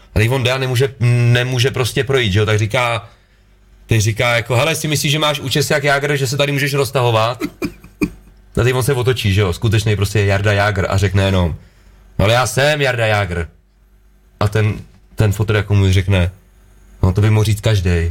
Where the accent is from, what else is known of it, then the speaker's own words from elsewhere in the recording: Litvínov, Ústí nad Labem Region, Czechia; jako bárkal jsem byl na hokej u nás v Lit- v Litýnově